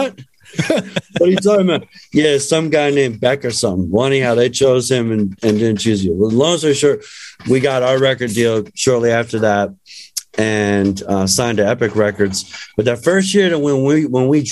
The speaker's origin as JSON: {"language": "English", "town": "Philadelphia", "region": "Pennsylvania", "country": "United States", "tie": "born or raised there", "said": "where I grew up, growing up in Center City in Philadelphia"}